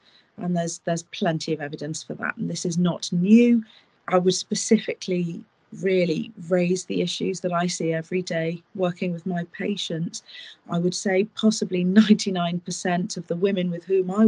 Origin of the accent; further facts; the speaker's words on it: United Kingdom; I am British